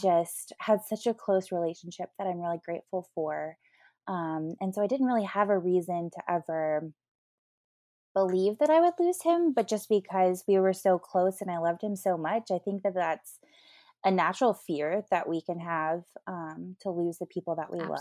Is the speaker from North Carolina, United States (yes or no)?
yes; Asheville, North Carolina, United States; now in Nashville, United States; I grew up in Asheville, North Carolina